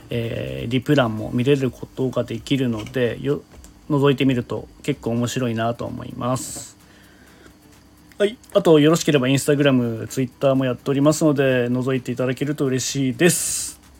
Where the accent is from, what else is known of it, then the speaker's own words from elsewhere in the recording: Hokkaido, Japan; born there; 北海道生まれの僕は自学